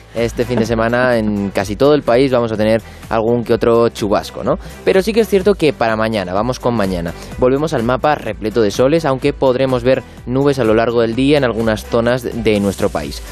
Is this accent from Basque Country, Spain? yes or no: yes; Basque Country, Spain; accent: Basque; mi acento que no se nota tanto el euskaldun vasco